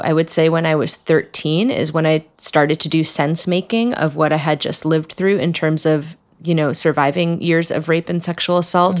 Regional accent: New Jersey, United States; I come from a small town in New Jersey, right outside New York City

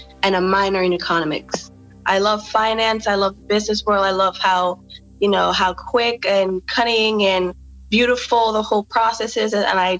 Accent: Hanover, Jamaica; I'm from Hanover in Jamaica

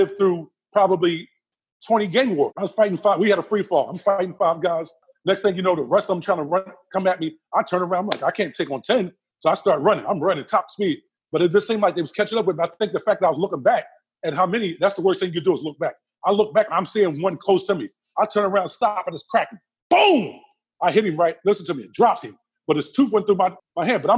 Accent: Philadelphia, Pennsylvania, United States; a young 20-year-old growing up in Southwest Philadelphia

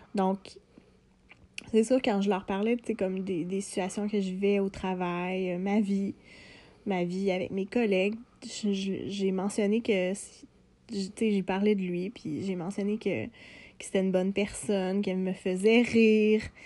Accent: Lanaudière, Quebec, Canada; j'ai grandi en région, euh, je viens de Lanaudière

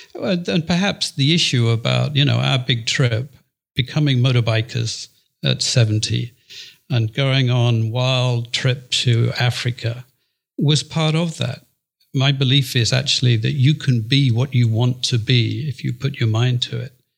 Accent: Yorkshire and the Humber, United Kingdom; moved away as an adult; also born or lived in Hong Kong; in England, and I'm in Yorkshire

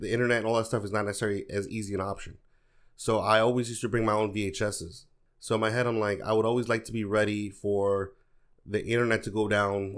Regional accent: New York, United States; also born or lived in Dominican Republic; I grew up, I grew up in New York, but I spent a lot of my summers in the American Public

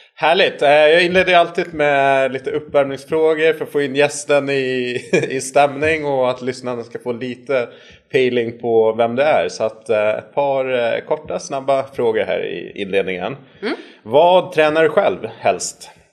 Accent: Gotland, Sweden; accent: mix, partly Gotlandic; also born or lived in Västerås / Örebro; såklart så är jag uppväxt här på Gotland

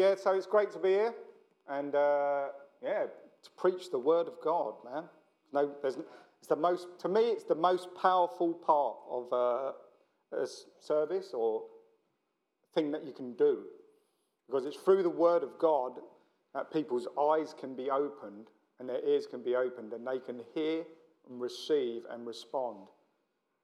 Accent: London, United Kingdom; I'm from South London

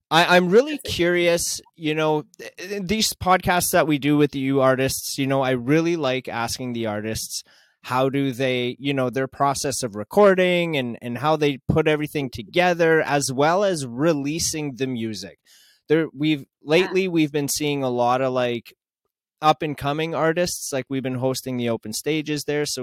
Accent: Regina, Saskatchewan, Canada; from Regina, Saskatchewan.

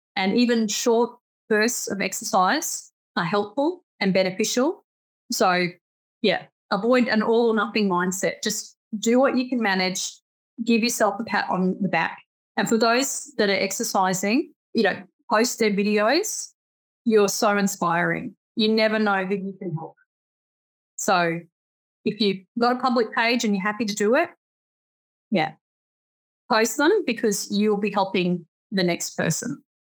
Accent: Australia; I'm Australian

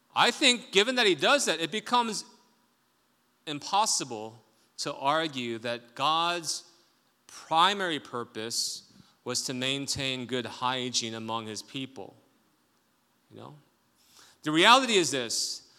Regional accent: South Korea; moved away; I grew up in Korea

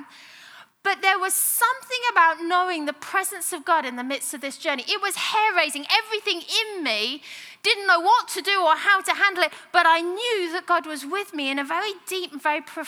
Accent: United Kingdom; moved away; I'm a Brit

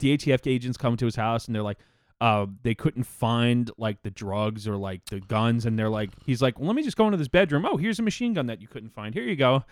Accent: United States; me as an American

